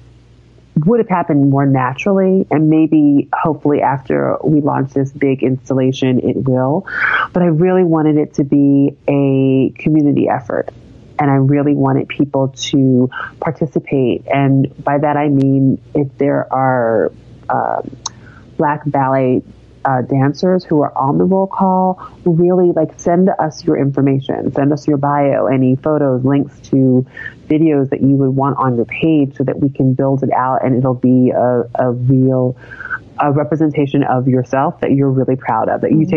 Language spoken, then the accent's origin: English; Philadelphia, Pennsylvania, United States; I'm from Philadelphia, I'm a Black ballerina